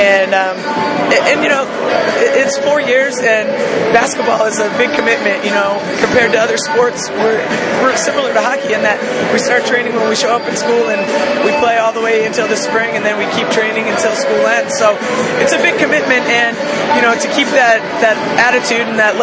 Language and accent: English; Cumberland, Rhode Island, United States; also born or lived in Pennsylvania / Flagstaff, Arizona; I grew up here in Cumberland, Rhode Island, went to Bishop Grant High School in Attleboro, Mass.